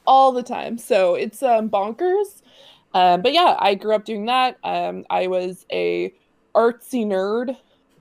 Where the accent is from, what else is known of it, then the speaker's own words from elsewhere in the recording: Nova Scotia, Canada; also born or lived in Ottawa, Ontario; And then we moved to Nova Scotia. I lived with my grandparents, my mom and my sister. So I grew up with my two grandparents.